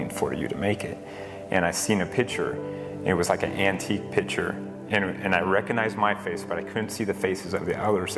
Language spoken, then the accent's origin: English; Dyer, Indiana, United States; I'm from Dyer, Indiana.